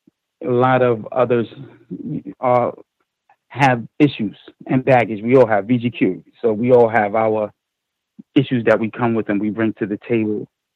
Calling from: New York, United States; I'm calling from New York.

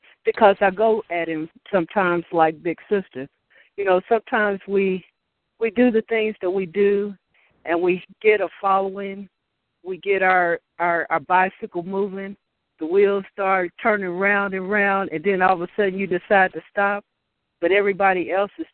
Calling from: Louisville, Kentucky, United States; I'm calling from Louisville, Kentucky

